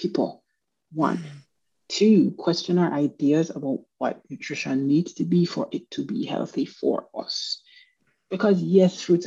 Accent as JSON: {"language": "English", "country": "Jamaica", "moved": "yes", "said": "I'm from Jamaica"}